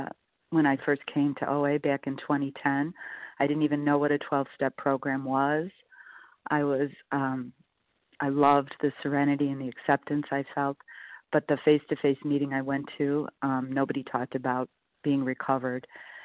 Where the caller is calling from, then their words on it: Chicago, Illinois, United States; I'm calling from Chicago.